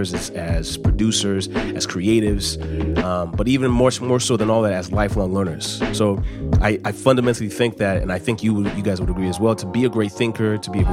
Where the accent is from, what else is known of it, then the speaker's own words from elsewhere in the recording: Los Angeles, California, United States; I'm from Los Angeles